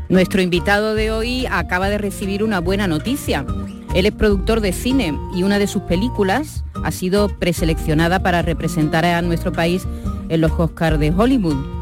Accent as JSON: {"language": "Spanish", "region": "Andalusia", "country": "Spain", "accent": "Andalusian", "said": "desde aquí, desde Andalucía y muchas veces con nuestro acento"}